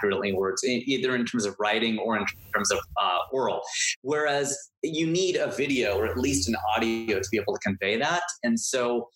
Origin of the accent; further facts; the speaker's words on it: Cincinnati, Ohio, United States; moved away as an adult; now in Los Angeles, United States; I was born in Cincinnati, Ohio, or like I say, I'm Hindu, so I was reborn in Cincinnati, Ohio, and I spent 30 years of my life there